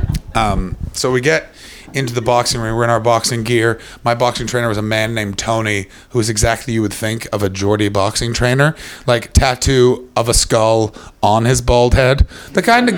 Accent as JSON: {"language": "English", "country": "Canada", "said": "I'm a Canadian posh person."}